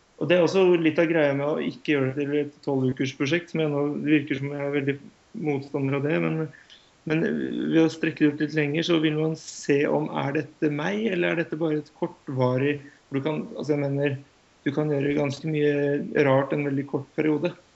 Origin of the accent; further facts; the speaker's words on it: Norway; som nordmann